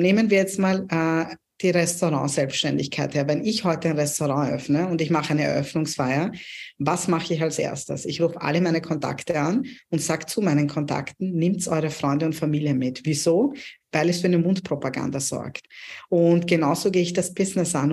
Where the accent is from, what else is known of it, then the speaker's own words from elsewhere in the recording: Pakistan; now in Germany; ich komme ursprünglich aus Pakistan und bei uns in Pakistan